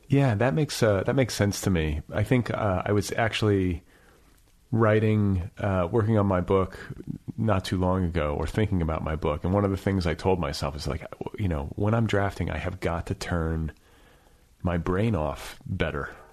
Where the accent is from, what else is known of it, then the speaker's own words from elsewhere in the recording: Indiana, United States; I'm also a guy from Indiana